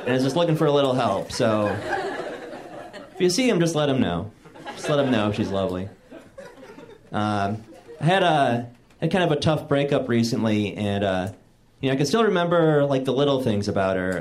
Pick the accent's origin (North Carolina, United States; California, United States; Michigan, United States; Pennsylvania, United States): Michigan, United States; moved away; I'm from Michigan, and uh, I was visiting home recently